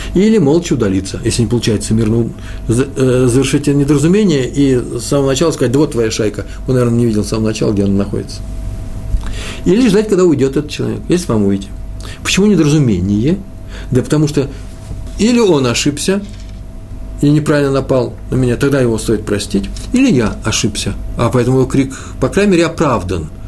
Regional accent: Moscow, Russia; moved away; Я из Москвы

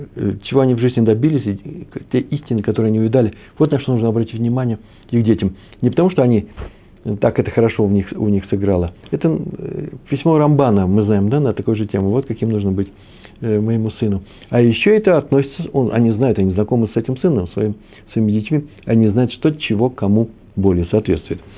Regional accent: Moscow, Russia; moved away; also born or lived in Kyiv, Ukraine; я москвич. Я и киевлянин тоже

